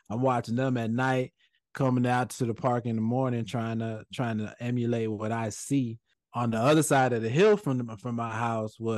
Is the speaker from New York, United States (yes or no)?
yes; Bronx, New York, United States; born there; now in Georgia, United States; I moved from I moved from New York. I was born in the Bronx. Uh, you know, moved moved to Georgia.